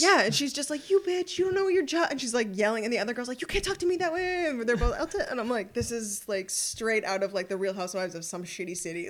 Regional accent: Ottawa, Ontario, Canada; also born or lived in Montreal; I was born in Montreal, but raised in Ottawa

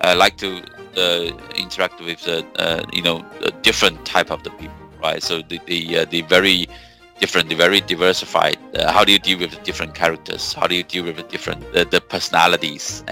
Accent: China; English is a second language; moved away as an adult; also born or lived in Beijing / Wuxi; I'm the first person from my village to be, you know, having the chance to get into the college

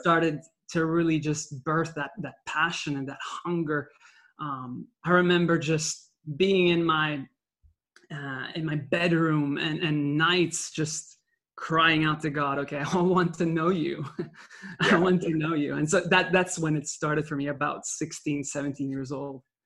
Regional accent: Belgium; English is a second language; I was born in Belgium uh, with a Dutch mother and a Sicilian father. And so from a young age, I learned French because of living in Belgium, then Dutch because of my uh, upbringing in school over there

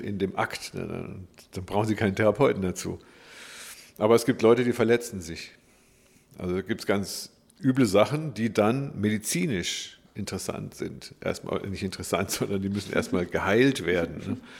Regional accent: Black Forest, Baden-Württemberg, Germany; Ich bin im Schwarzwald groß geworden

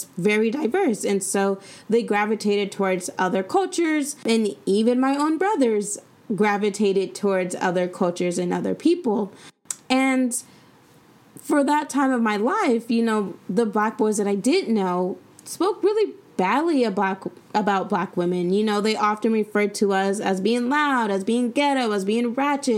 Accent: San Diego, California, United States; moved away as an adult; now in Sacramento, United States; Growing up in San Diego

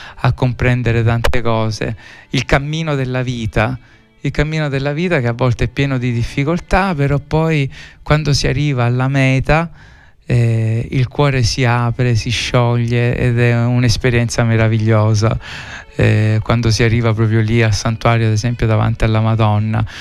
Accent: Sicily, Italy

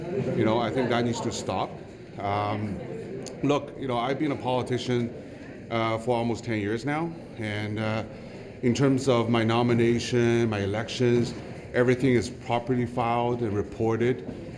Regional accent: Canada; I'm a Canadian, nominated by Liberals, registered Liberals in Don Valley North

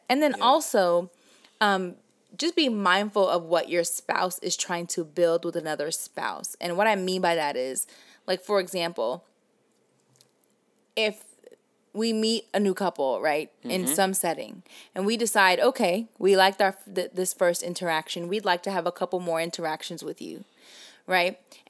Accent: the South, United States; accent: Southern; I'm just actually really proud of my Southern accent

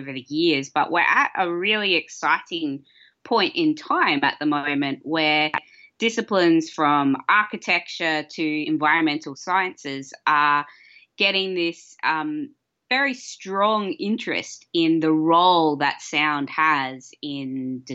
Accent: Australia; I'm an Australian sound artist and researcher

